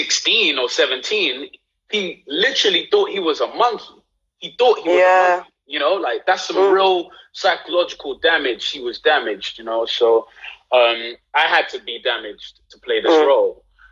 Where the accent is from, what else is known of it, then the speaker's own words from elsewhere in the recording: London, United Kingdom; being from Southeast London, growing up in Peckham, which is like growing up in Peckham, being born in Peckham in 1991